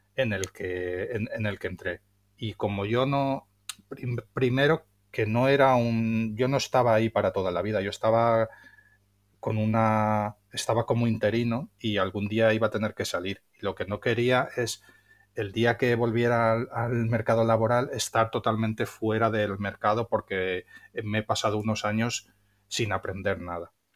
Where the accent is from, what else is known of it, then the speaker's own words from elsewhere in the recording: Valencia, Valencian Community, Spain; soy de Valencia